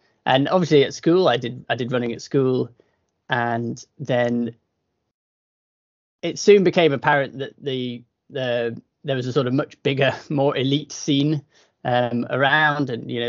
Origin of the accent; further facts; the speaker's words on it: Sedbergh, North West England, United Kingdom; now in Scotland, United Kingdom; I grew up in Cumbria in the northwest of England, and that's a sort of hotbed of the fell running scene.